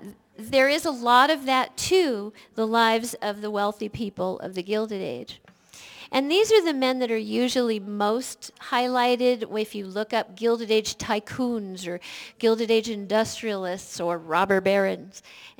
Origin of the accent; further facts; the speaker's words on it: California, United States; And being a Californian, I learned about them a lot when I was growing up.